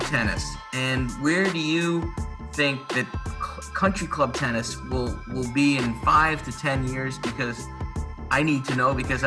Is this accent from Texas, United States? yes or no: no; South Salem, New York, United States; I'm from South Salem, 8 miles away